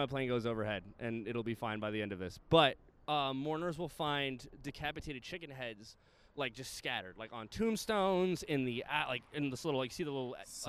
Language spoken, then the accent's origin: English; New York City, New York, United States; I'm from the Bronx and I'm Italian.